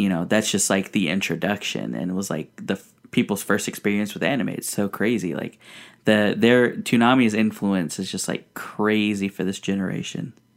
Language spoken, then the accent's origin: English; United States; also born or lived in Mexico; growing up here in America